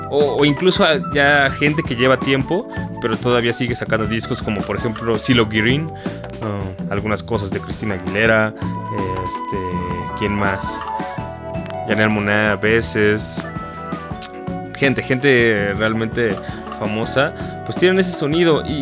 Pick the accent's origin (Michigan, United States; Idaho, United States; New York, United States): Michigan, United States; born there; yo lo escuchaba desde morro, yo nací en Michigan, entonces pues en la radio todo el día sonaba